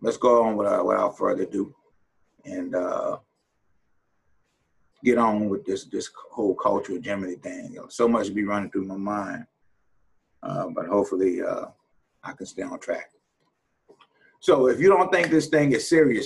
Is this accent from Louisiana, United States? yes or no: yes; New Orleans, Louisiana, United States; I'm from New Orleans